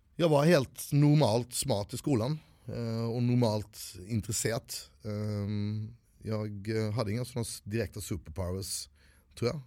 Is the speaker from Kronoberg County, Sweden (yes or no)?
yes; Växjö, Kronoberg County, Sweden; also born or lived in India; vi, vi kom till en by som hette Växjö